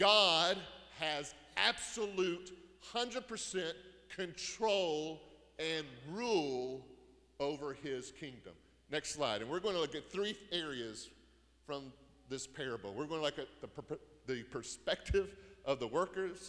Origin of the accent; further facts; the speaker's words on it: United States; we're Americans